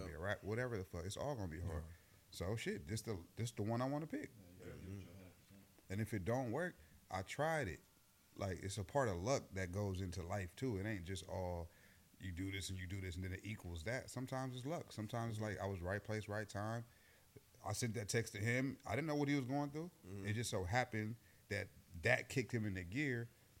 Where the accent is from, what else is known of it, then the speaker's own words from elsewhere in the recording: the Bay Area, California, United States; also born or lived in Oakland / Richmond, California / Hayward; growing up in different parts of the Bay